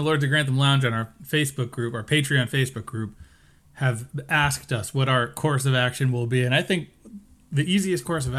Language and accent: English; United States; we're American men